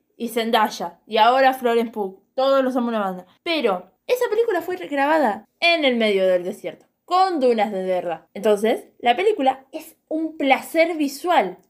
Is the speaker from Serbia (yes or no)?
no; Argentina; nosotros como argentinos